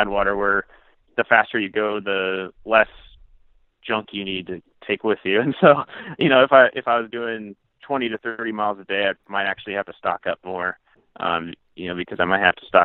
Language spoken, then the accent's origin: English; central Iowa, United States; my hometown again, in central Iowa